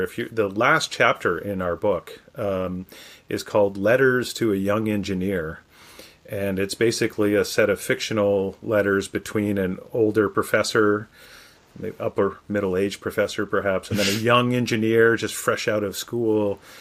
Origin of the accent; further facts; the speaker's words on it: Canada; moved away as an adult; now in United States; my home country of Canada